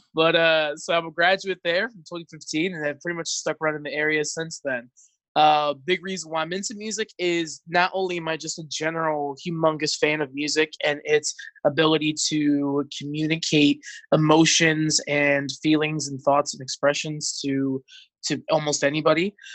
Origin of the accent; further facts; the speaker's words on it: North Bergen, New Jersey, United States; moved away as an adult; now in Central Pennsylvania, United States; originally from North Jersey, uh, was born and raised to Dominican immigrants